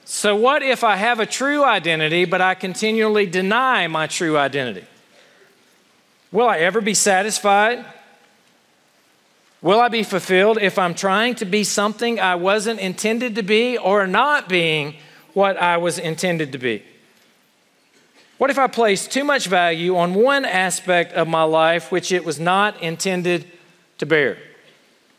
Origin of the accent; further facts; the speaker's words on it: South Carolina, United States; accent: Southern; now in Ohio, United States; I grew up in South Carolina